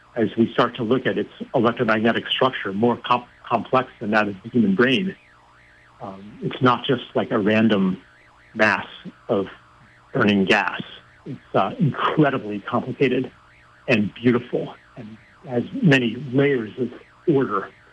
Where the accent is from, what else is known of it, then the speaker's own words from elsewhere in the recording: Pennsylvania, United States; I grew up in Pennsylvania